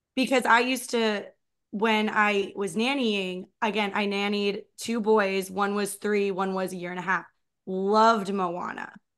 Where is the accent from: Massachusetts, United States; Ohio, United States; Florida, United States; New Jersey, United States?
New Jersey, United States; I grew up in Jersey